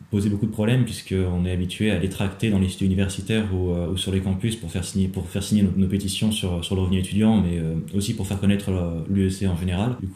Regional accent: Rouen, Normandy, France; je suis originaire de Rouen.

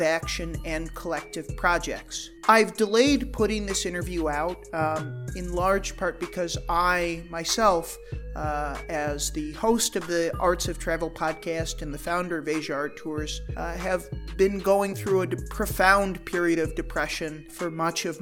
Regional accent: United States; And I'm an American

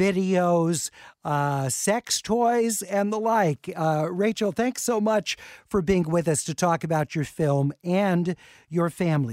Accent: Los Angeles, California, United States; I went to Hollywood High

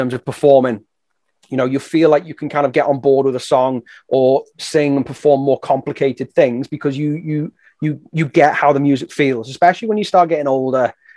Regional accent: England, United Kingdom; moved away as an adult; now in Wales, United Kingdom; I grew up in England, but I'm living and working in Wales

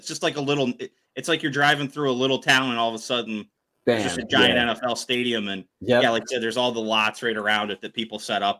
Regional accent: Pennsylvania, United States; moved away; I grew up in Pennsylvania and went to one or two Penn State games every year, and that's the best place in the world to tailgate.

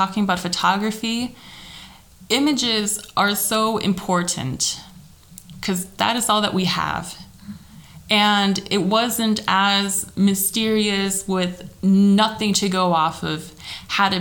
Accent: Minnesota, United States; moved away as an adult; now in Germany; I grew up in Minnesota and I went to school in Minnesota as well

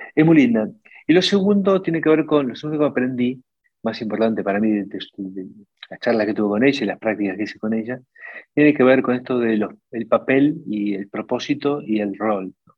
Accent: Argentina; la Argentina el, 45% del empleo y el PBI lo generamos las pymes

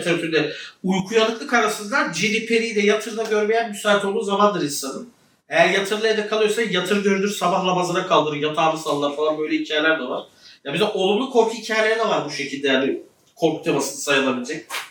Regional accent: Ceyhan, Adana, Turkey

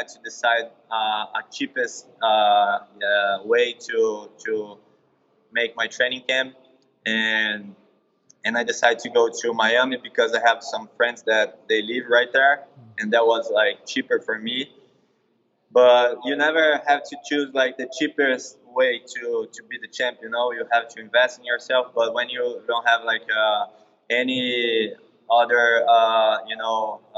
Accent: Brazil; moved away as an adult; also born or lived in California / Florida; now in United States; I started in Brazil, and yeah, I was training in my hometown

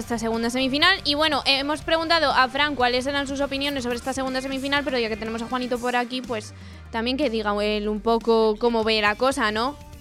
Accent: Asturias, Spain; mi tierra

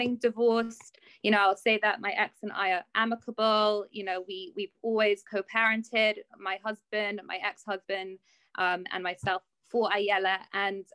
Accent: London, United Kingdom; I'm from London. I've lived here my whole life

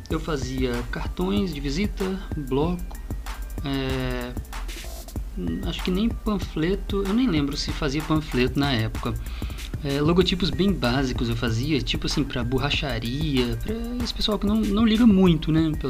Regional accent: Vitória, Espírito Santo, Brazil; Sou capixaba da Gema, nascida em Vitória, Espírito Santo, em 1994.

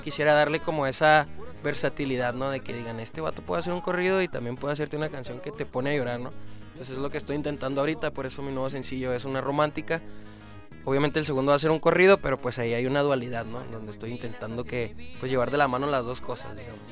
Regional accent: Chihuahua, Mexico; Yo soy de Chihuahua

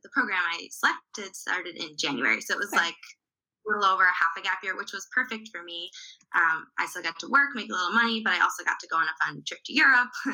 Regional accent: Wisconsin, United States; I am from Wisconsin.

